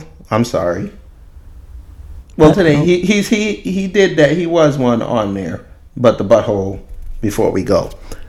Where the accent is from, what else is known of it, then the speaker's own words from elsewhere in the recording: New York, United States; where I grew up at in Hollis, Queens.